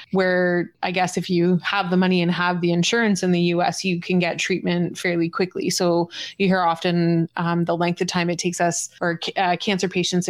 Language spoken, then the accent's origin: English; Canada; a Canadian